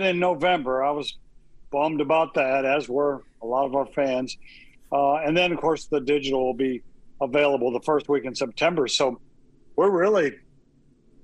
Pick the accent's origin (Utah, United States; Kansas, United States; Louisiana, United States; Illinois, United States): Illinois, United States; Southern; I'm from Illinois, so that was always the place you wanted to be if you were a little Southern Illinois boy like me.